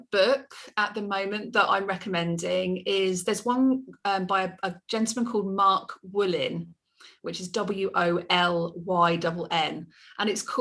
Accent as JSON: {"language": "English", "region": "England", "country": "United Kingdom", "said": "I'm so English, um, aren't I?"}